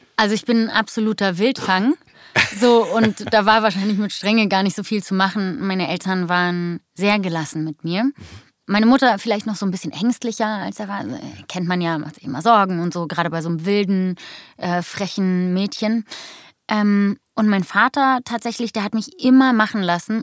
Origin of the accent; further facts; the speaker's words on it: Berlin, Germany; Ich bin der echte Berliner Jöre, hier geboren, aufgewachsen.